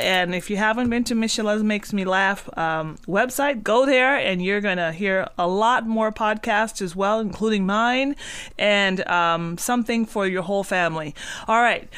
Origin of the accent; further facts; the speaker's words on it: Cat Island, Bahamas; moved away; I'm from the Bahamas, and so I was born on a very small island, um, bought, bought up a, on a very small island in the Bahamas called Cat Island